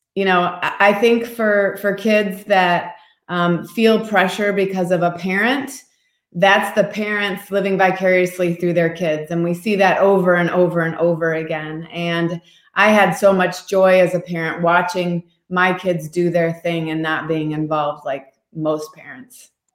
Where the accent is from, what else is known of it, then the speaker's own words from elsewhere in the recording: Midwest, United States; moved away; also born or lived in Seattle / Florida; We grew up in the Midwest